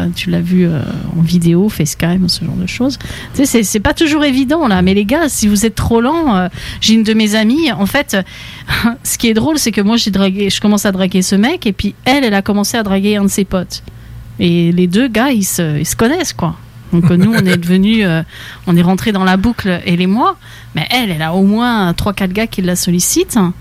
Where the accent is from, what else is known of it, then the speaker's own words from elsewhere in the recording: France; now in Quebec, Canada; ça fait longtemps que j'ai quitté la France